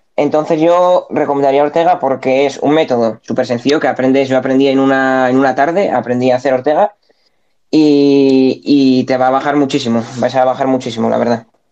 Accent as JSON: {"language": "Spanish", "country": "Spain", "said": "yo soy de España."}